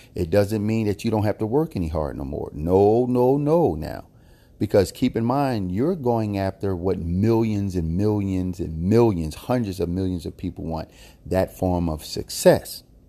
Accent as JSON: {"language": "English", "town": "Philadelphia", "region": "Pennsylvania", "country": "United States", "tie": "born or raised there", "said": "I was born and raised in Philadelphia"}